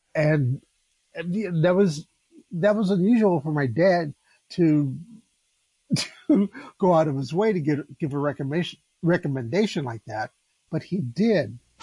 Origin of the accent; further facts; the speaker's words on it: Los Angeles, California, United States; I, I grew up in South Central Los Angeles.